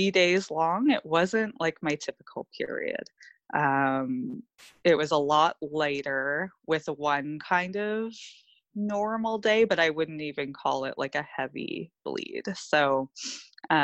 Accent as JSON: {"language": "English", "region": "Ontario", "country": "Canada", "also_born_or_lived": "Australia", "said": "We're both from Ontario, Canada"}